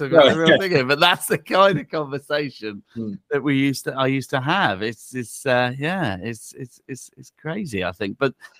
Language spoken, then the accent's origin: English; Norfolk, East of England, United Kingdom; we're originally from Norfolk, it's an area of the country that not many people go to or are that familiar with, really.